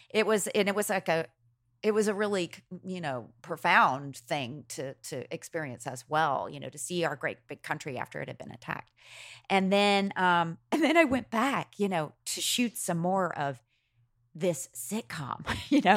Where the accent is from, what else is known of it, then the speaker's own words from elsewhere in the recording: Macon, Georgia, United States; I grew up in Macon